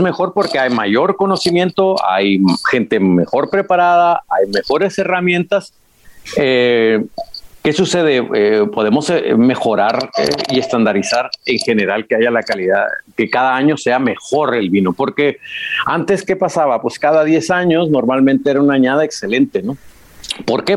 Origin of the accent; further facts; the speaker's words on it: Baja California, Mexico; moved away as an adult; also born or lived in La Rioja, Spain; now in Spain; Yo soy de Baja California, como, como bien dices, ¿no? Mexicano